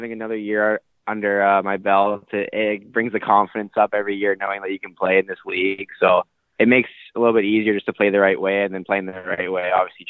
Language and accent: English; Burnaby, British Columbia, Canada; Yeah, I grew up in Burnaby, BC.